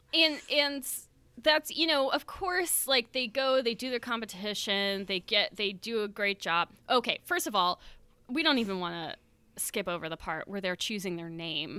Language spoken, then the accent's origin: English; Florida, United States; we are from Florida